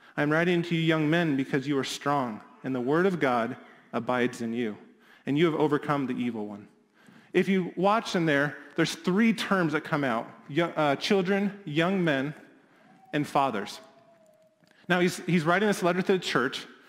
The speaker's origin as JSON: {"language": "English", "region": "Midwest", "country": "United States", "said": "as a Midwesterner"}